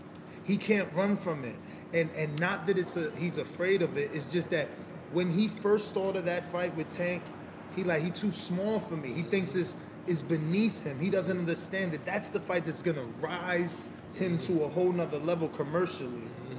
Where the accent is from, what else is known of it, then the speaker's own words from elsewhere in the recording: Las Vegas, Nevada, United States; also born or lived in Florida; I mean, I'm from Las Vegas and Florida, two very recreational states.